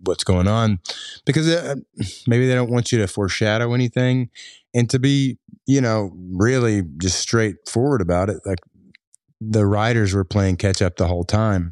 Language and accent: English; Floyd County, Kentucky, United States; I grew up in Floyd County